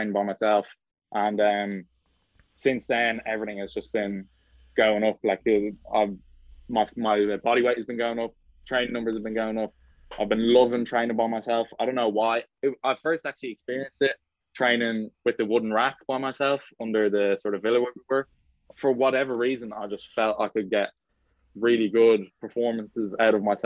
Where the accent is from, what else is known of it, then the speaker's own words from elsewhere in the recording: Ireland; also born or lived in Australia; I came back to Ireland from Australia, I left Australia in December 2020